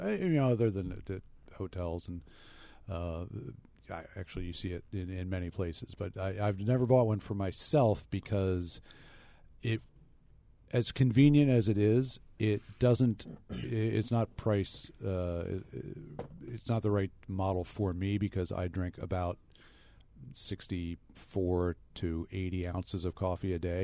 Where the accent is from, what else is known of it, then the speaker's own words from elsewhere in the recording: United States; as an American